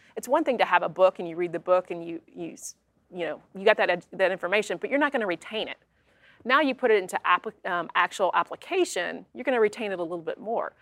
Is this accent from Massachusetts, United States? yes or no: no; Kentucky, United States; my hometown is pretty hom- homogeneous, um, a lot of same faith, um, same ethnic background um, and very tight community, which a lot of small towns here in Kentucky have.